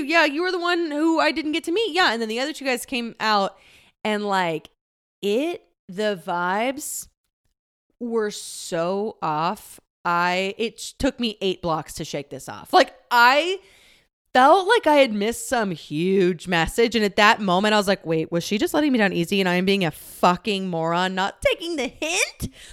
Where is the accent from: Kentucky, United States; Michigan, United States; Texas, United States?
Texas, United States; moved away; I am from the "y'all means all" part of Texas